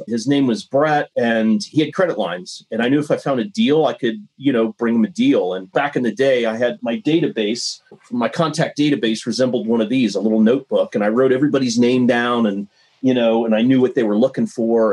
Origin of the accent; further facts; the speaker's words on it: Ohio, United States; moved away as an adult; also born or lived in Montana; I grew up in Ohio got a business degree